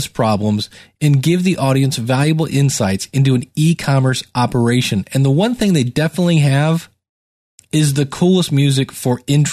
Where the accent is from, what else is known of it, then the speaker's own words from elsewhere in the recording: Cleveland, Ohio, United States; I'm from Cleveland, Ohio.